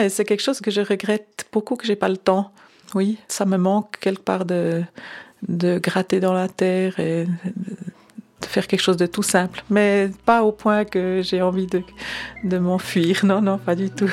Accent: Lucerne, Switzerland; j'ai grandi à Lucerne, c'était donc catholique romain

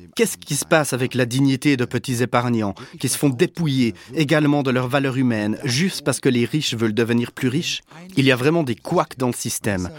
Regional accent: Germany; je suis allemand

